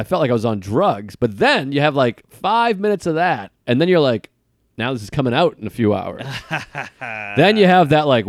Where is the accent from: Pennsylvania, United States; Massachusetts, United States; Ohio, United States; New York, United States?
Massachusetts, United States; Boston; We're both comics from Boston with mutual friends.